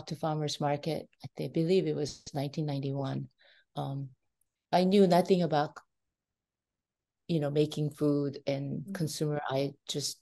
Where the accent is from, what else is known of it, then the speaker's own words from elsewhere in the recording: Seoul, South Korea; English is a second language; moved away as an adult; now in United States; I was born in Seoul, Korea